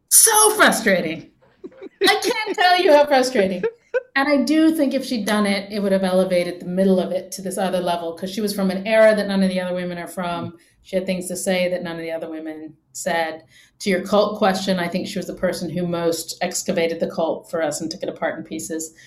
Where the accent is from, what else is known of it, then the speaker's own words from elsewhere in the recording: England, United Kingdom; I grew up in England